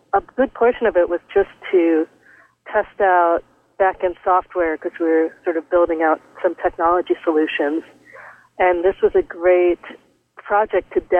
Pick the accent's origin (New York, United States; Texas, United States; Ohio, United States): New York, United States; New York City; I grew up in New York City